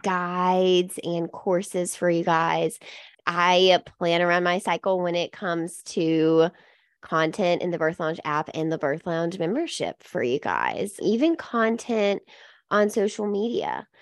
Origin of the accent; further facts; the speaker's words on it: Mississippi, United States; I, I grew up in Mississippi